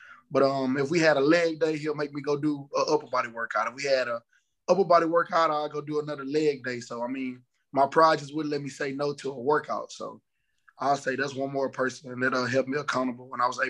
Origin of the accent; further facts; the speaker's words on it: Orange, Texas, United States; moved away as an adult; now in Memphis, United States; I'm from Orange, Texas, 409 Texas, right on the Texas-Louisiana border.